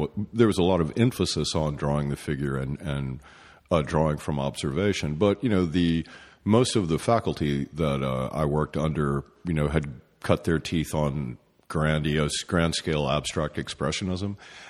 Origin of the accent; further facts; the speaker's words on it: East Tennessee, United States; also born or lived in North Carolina; I was born in North Carolina, but basically grew up in East Tennessee